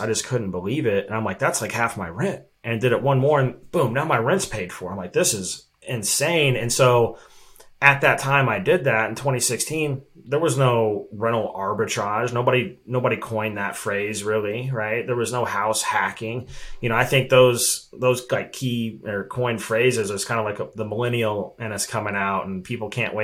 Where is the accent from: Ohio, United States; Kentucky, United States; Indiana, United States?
Indiana, United States; Evansville; moved away as an adult; now in Arizona, United States; I was literally the only listing on the map in my hometown, Evansville, Indiana